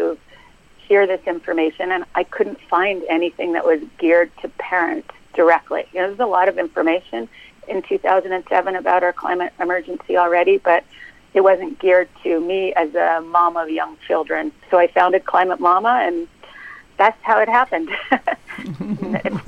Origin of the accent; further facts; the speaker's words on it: Canada; now in United States; I am Canadian, working as a policy analyst